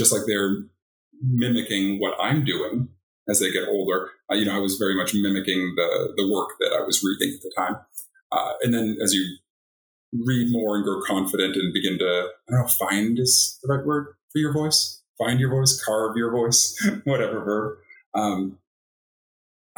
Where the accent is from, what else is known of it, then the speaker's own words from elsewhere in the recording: Boston, Massachusetts, United States; moved away as an adult; now in Oregon, United States; I'm from the East Coast, from Boston